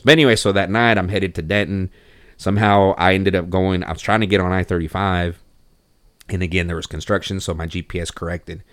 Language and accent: English; Mexico; now in Texas, United States; I actually wasn't born here. I was born in Mexico.